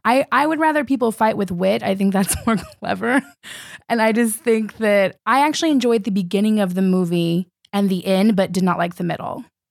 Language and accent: English; California, United States; moved away as an adult; now in New York, United States; I'm originally from California. I've been here f, in New York for seven years